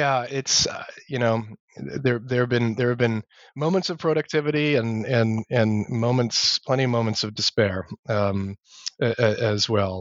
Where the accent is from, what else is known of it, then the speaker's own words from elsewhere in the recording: Massachusetts, United States; So I grew up in Massachusetts, in New England, which is where I teach now. So I'm sort of still home